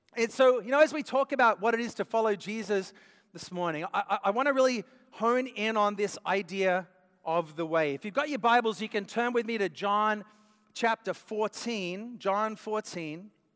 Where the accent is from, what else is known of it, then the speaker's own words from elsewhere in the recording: Australia; moved away; I grew up in Australia